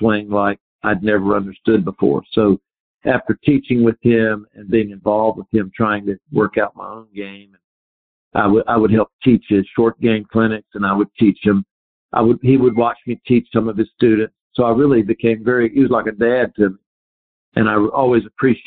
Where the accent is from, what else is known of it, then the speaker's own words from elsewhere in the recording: North Carolina, United States; I grew up in North Carolina on a Donald Roscoff course with a lot of deep bunkers